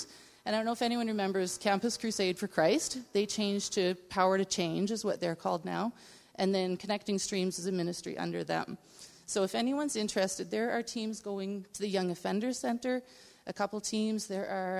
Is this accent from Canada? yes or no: yes; Nova Scotia, Canada; I grew up in Nova Scotia